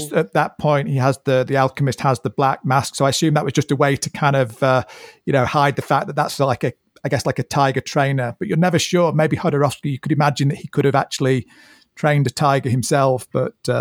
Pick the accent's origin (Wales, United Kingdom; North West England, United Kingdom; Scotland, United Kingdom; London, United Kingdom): North West England, United Kingdom; Manchester; I'm from Manchester